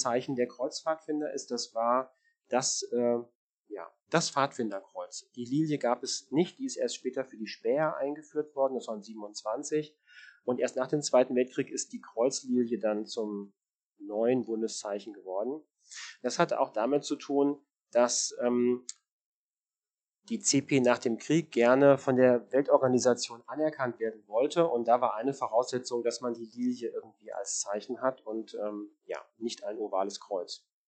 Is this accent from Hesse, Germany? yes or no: yes; Marburg, Hesse, Germany; ich bin auf einem Dorf groß geworden in der Nähe von Marburg oder es ist Stadtteil von Marburg in Hessen